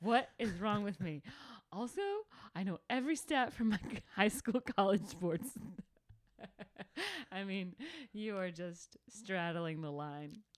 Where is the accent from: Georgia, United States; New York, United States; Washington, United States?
Georgia, United States; Calhoun; the only cool thing that ever happened in my hometown was in nineteen ninety-three, Bo Jackson got trapped on our exit during the blizzard of ninety-three